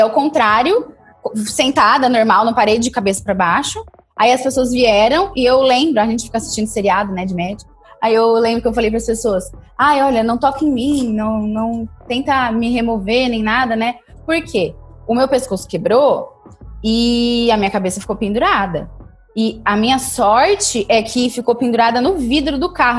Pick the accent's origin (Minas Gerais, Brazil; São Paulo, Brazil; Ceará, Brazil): São Paulo, Brazil; Ribeirão Preto; Eu sou de Ribeirão Preto